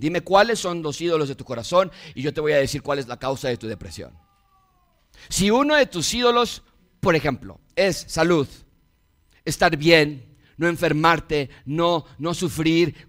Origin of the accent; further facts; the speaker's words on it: Mexico; Nací en México